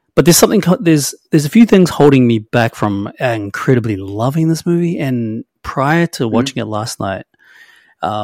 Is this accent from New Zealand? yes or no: yes; New Zealand; I'm a Kiwi